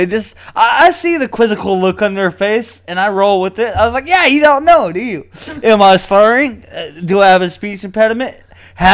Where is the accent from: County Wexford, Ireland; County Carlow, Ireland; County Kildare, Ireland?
County Wexford, Ireland; Enniscorthy; Yeah, sure. I'm from Enniscorthy. You know, I heard about Enniscorthy in a song. It's such a fucking small town in Ireland.